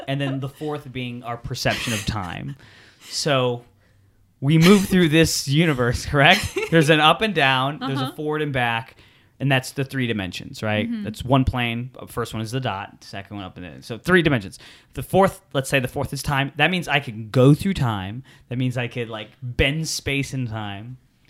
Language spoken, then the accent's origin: English; Hartford, Connecticut, United States; born there; So I was born in Hartford Hospital in Connecticut. it was a snowy day on November 19th.